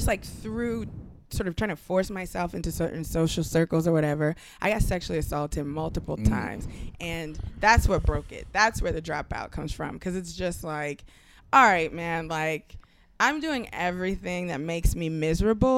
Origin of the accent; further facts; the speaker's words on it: New York City, New York, United States; also born or lived in Nigeria; I'm like a Nigerian immigrant, pretty much a poor kid who grew up not in the projects, across the street from them in low-income housing in like the worst neighborhood in Brooklyn